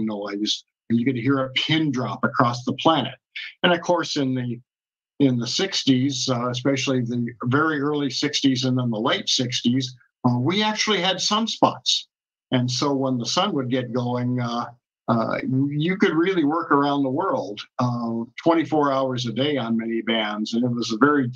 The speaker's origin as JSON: {"language": "English", "town": "Tacoma", "region": "Washington", "country": "United States", "tie": "born or raised there", "also_born_or_lived": "Japan", "moved": "as an adult", "said": "I grew up in Tacoma, Washington"}